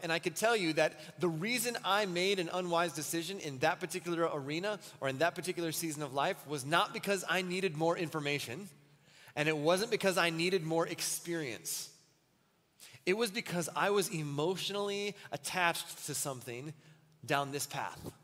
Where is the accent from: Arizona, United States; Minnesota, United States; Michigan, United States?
Minnesota, United States; Wells; also born or lived in Muncie, Indiana; when I was a kid, we lived in southern Minnesota, almost next to the Iowa border, Wells, Minnesota